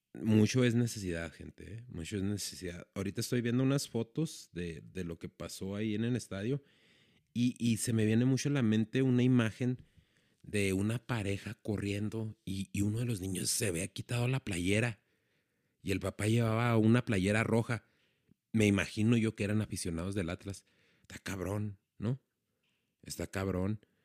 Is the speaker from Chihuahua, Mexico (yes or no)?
yes; Ciudad Juárez, Chihuahua, Mexico; estoy en mi ciudad, en donde yo nací, donde crecí, en Ciudad Juárez